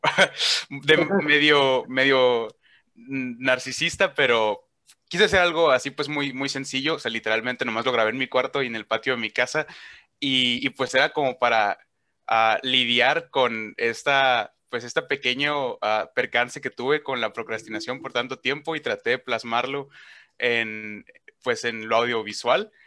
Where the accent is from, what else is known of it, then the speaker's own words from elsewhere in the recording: Hermosillo, Sonora, Mexico; accent: northern; es de mi ciudad, es de Hermosillo, Sonora, de aquí el norte, ¿no? Se notan que tengo un acento